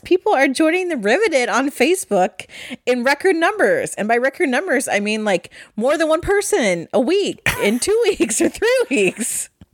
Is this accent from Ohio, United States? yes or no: yes; Ohio, United States; we're from Ohio